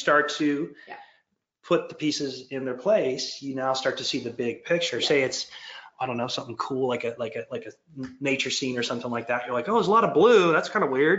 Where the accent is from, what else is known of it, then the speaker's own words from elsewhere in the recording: Detroit, Michigan, United States; moved away as an adult; now in Georgia, United States; I'm from like born and raised in Detroit, but I've lived here for 22 years